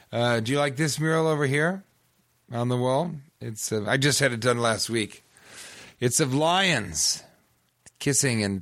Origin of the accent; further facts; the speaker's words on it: Bay Area, California, United States; moved away; Yeah, well, I'm from the Bay Area originally.